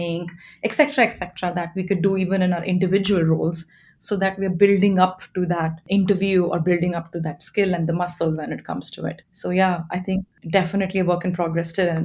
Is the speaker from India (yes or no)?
yes; India; moved away as an adult; now in London, United Kingdom; I'm from India and I've been living in London for about 11 years